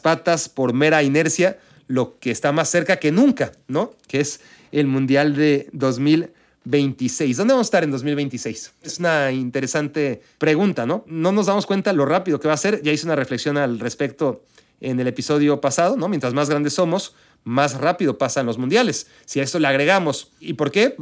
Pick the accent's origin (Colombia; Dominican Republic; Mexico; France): Mexico; also born or lived in Israel; now in United States; el de Israel, donde nací, el de México, donde crecí, de donde soy y seré siempre, culturalmente hablando